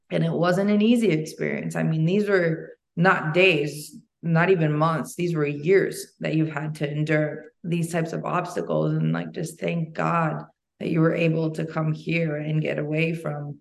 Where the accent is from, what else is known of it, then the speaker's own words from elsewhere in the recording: Albania; now in United States; I come from Albania and there, you know, when I was born, there was the communist collapse